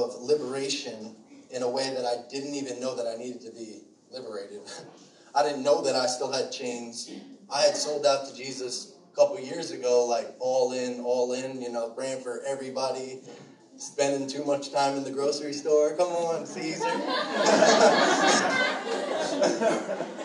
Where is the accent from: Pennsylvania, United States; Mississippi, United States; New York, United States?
New York, United States; Shirley; I grew up in Shirley, too, over by the expressway, so I went to Longwood.